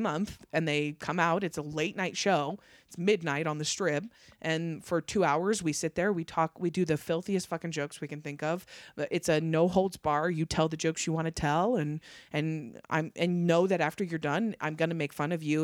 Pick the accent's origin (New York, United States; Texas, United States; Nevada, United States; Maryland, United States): Nevada, United States; Fallon; also born or lived in Las Vegas, Nevada; I was born in Vegas, but I was raised in Northern Nevada. So I was raised in a really small farm town